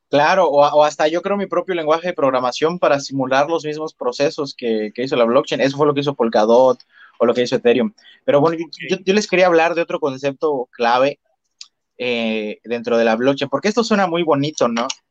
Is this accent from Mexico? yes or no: yes; Mexico; como yo mexicano